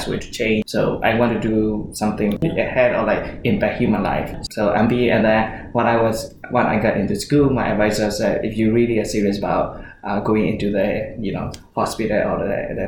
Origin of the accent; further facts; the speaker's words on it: Myanmar; moved away; also born or lived in Singapore; I grew up in Burma, Myanmar, and then I left the country, then lived in Singapore for about 8 years, and then I moved here in 2013